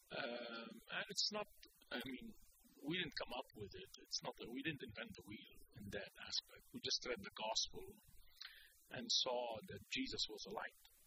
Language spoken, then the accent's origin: English; Beirut, Beirut Governorate, Lebanon; I was born and bred in Beirut